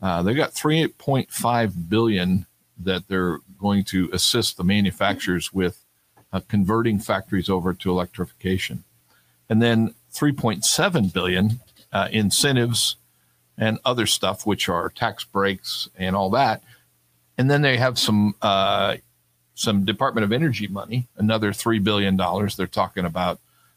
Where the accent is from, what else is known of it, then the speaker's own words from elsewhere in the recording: Sacramento, California, United States; moved away; I grew up in Sacramento